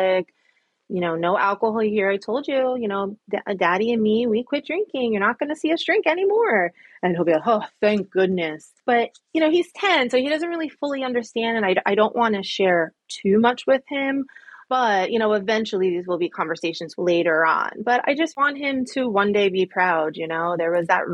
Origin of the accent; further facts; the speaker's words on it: central New Jersey, United States; accent: Jersey; Do I have a big Jersey accent?